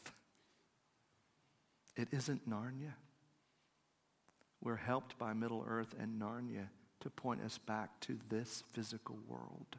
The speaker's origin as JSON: {"language": "English", "country": "United States", "said": "as an American"}